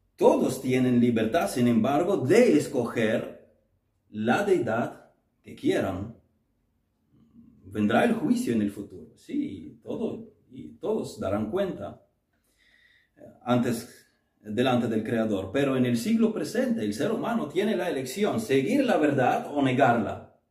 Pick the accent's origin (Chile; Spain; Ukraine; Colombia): Ukraine; moved away; nuestra iglesia bautista en Kiev